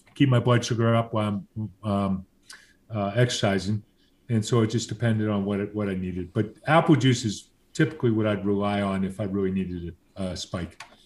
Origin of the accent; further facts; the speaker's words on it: Southern California, United States; growing up in Southern California